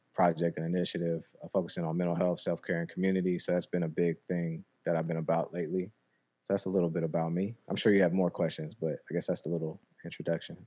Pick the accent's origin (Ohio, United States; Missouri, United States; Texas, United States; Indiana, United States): Indiana, United States; Indianapolis; moved away as an adult; also born or lived in New York; I moved to Indianapolis from New York